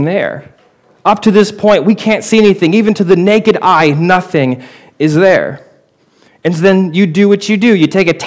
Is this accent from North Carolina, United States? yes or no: no; Portland, Oregon, United States; my hometown, Portland, Oregon